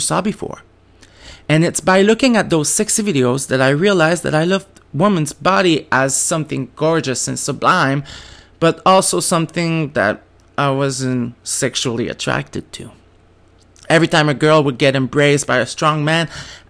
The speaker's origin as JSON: {"language": "English", "region": "New Brunswick", "country": "Canada", "tie": "born or raised there", "first_language": "French", "second_language": "English", "said": "I grew up French in New Brunswick. Didn't speak English until I turned 15."}